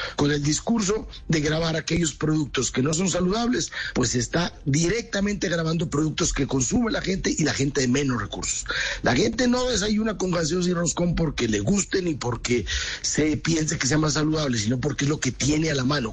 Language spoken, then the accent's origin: Spanish; Nariño, Colombia; en mi tierra, en Nariño